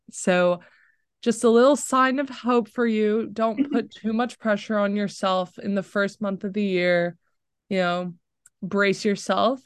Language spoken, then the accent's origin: English; Florida, United States; moved away as an adult; now in Chapel Hill, United States; growing up in Florida where it's sunny